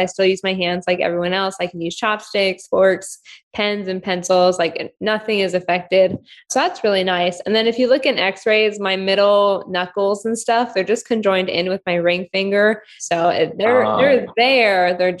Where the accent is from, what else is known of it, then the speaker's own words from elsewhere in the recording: Ukraine; born there; So when I was born in Ukraine.